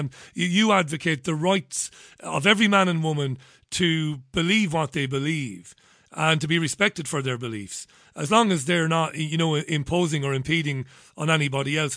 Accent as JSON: {"language": "English", "town": "Waterford", "region": "Munster", "country": "Ireland", "tie": "born or raised there", "said": "I grew up in Ballybeg, and when, this is in Waterford"}